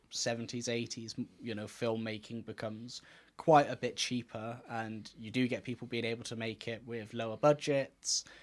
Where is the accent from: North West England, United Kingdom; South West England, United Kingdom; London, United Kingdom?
South West England, United Kingdom; Gloucester; where we're from